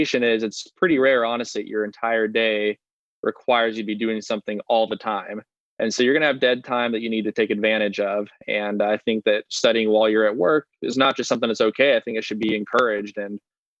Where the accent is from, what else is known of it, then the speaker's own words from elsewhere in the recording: Las Vegas, Nevada, United States; moved away as an adult; also born or lived in Ohio; I was originally from Las Vegas